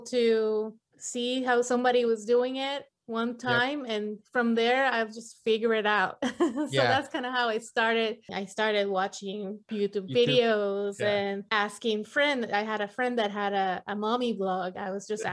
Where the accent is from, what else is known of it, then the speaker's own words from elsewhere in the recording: Puerto Rico; moved away as an adult; also born or lived in mainland US; now in United States; I am from Puerto Rico. I was born and raised there, but moved to the mainland US probably when I was 25.